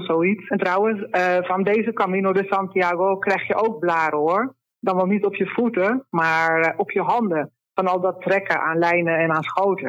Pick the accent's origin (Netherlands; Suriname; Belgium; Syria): Netherlands; now in Andalusia, Spain; ik heb als kind in Nederland eigenlijk altijd gezeild